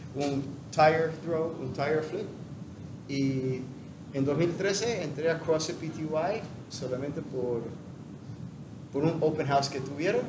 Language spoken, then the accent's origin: Spanish; United States; moved away as an adult; now in Panama; soy gringo